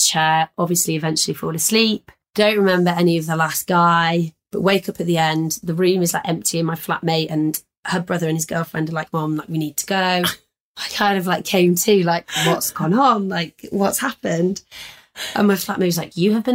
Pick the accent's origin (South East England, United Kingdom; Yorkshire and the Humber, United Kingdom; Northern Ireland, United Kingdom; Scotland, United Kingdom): Yorkshire and the Humber, United Kingdom; Leeds; I'm from Leeds